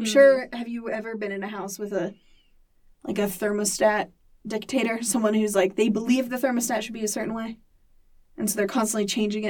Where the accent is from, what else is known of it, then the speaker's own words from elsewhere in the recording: Santa Maria, California, United States; now in Utah, United States; I'm from Santa Maria, California.